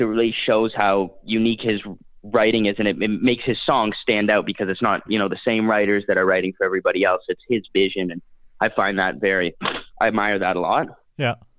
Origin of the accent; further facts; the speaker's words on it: Canada; being a Canadian fellow myself